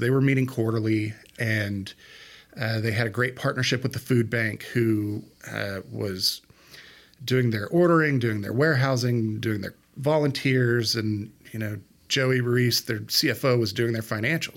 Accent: Odessa, Texas, United States; also born or lived in Fort Worth, Texas; I grew up here

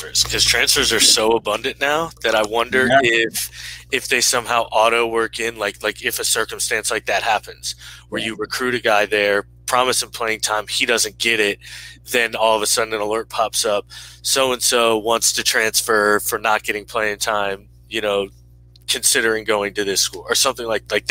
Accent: Florida, United States; Florida. That's, you know, that's my home state

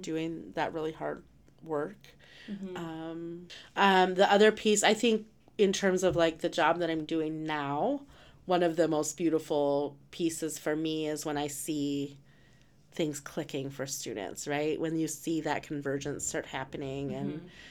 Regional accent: Rehoboth, New Mexico, United States; moved away; growing up in New Mexico, right at Rehoboth

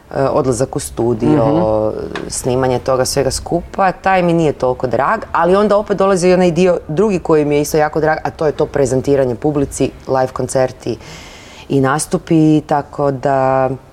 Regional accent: Zagreb, City of Zagreb, Croatia; to je moj rodni grad

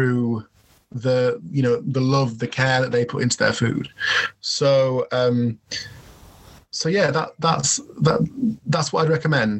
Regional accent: York, Yorkshire and the Humber, United Kingdom; I proudly say that I'm from York

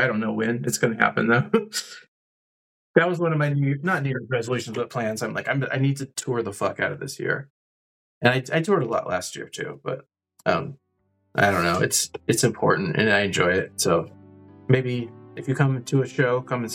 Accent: West Coast, United States; moved away as an adult; also born or lived in California / Portland, Oregon; now in Kansas, United States; I'm from the West Coast

